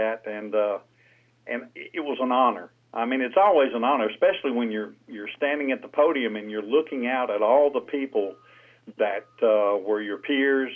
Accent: Saraland, Alabama, United States; moved away as an adult; also born or lived in Pensacola, Florida; now in Cantonment, United States; I'm originally from Mobile, and that's where I grew up, in a little town around Mobile called Saraland. But I'm in Pensacola right now.

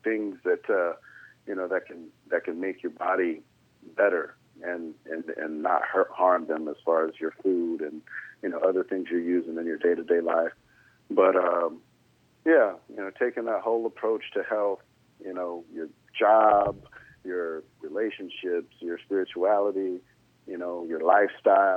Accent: Jacksonville, Florida, United States; also born or lived in Valdosta, Georgia; I'm originally from Georgia, Valdosta, and then we moved to Jacksonville, and I was 8, almost 9 years old

